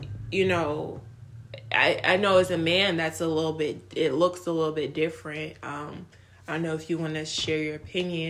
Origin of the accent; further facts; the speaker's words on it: United States; also born or lived in Nigeria; I grew up in America